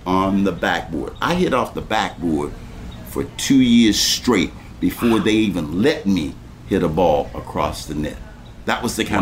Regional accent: Wilmington, North Carolina, United States; At Williston Junior High, three blocks from here, right where I went to school and attended school

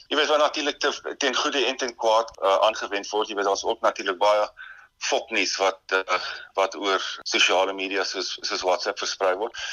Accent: Indwe, Eastern Cape, South Africa; moved away; In die Noord-Oos-Kaap in 'n klein plekie Indwy, né? Dis uh, tussen Dordrecht en uh, en Elliot

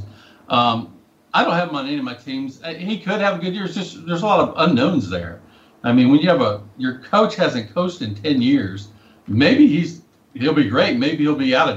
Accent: Whitehouse, Texas, United States; he played high school football at my hometown

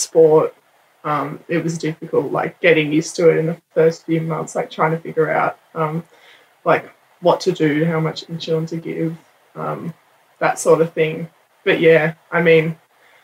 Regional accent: Penrith, New South Wales, Australia; we're from Penrith

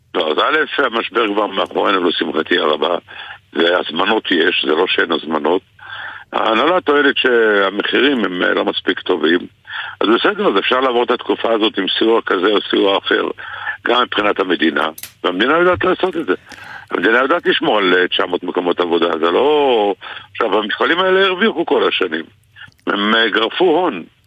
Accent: Israel; אנחנו גדלנו יחד באותה עיר

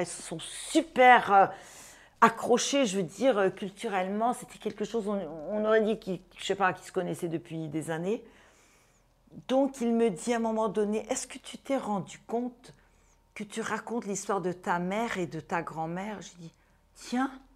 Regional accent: Brazil; Je suis brésilienne, donc je suis née au Brésil, deux parents syriens et juifs

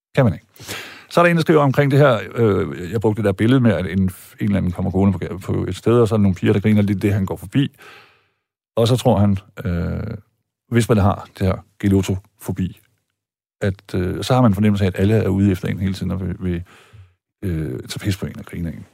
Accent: Germany; now in Denmark; jeg er ikke stolt af at være tysker

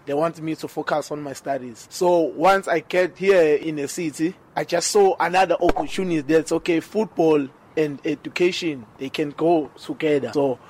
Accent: Manguzi, KwaMhlabuyalingana, northern KwaZulu-Natal, South Africa; moved away as an adult; now in Durban, South Africa; I'm from Kwamhlabelingane, Manguze, the north of KwaZulu-Natal, next to Mozambique border.

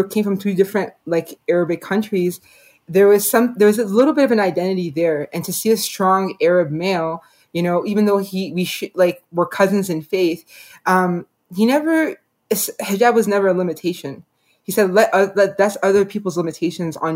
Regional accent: Canada; I was born and raised in Canada

